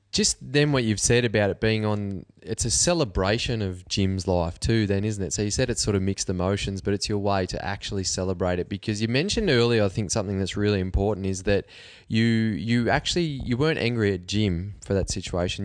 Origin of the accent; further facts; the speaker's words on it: Cobar, New South Wales, Australia; I'm from Cobar.